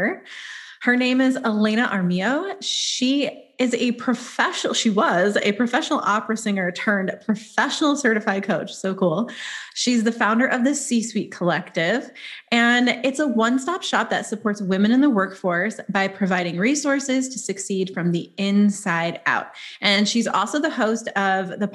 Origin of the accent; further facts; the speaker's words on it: New England, United States; moved away; I grew up in New England